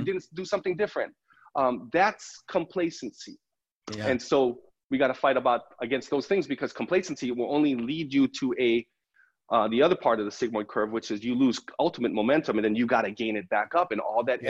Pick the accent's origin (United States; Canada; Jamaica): United States; Big Island, Hawaii; moved away; growing up on the Big Island, small town, this is where I'm from. My high school had a graduating class of 120.